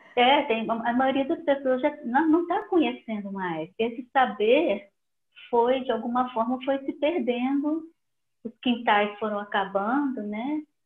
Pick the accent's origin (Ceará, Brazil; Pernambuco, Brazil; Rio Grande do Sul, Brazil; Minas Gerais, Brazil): Minas Gerais, Brazil; Belo Horizonte; em Minas, né, eu sou de Belo Horizonte